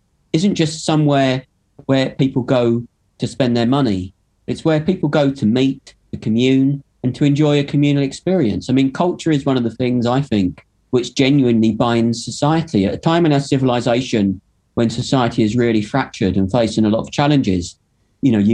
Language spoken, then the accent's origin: English; London, United Kingdom; now in Manchester, United Kingdom; I grew up in London in the late 70s and 80s